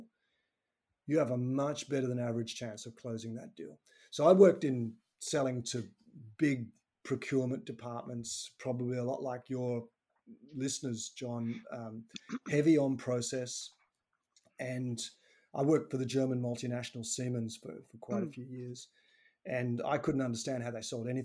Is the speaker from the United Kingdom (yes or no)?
no; Tasmania, Australia; I'm actually from Tasmania's island to the south of Victoria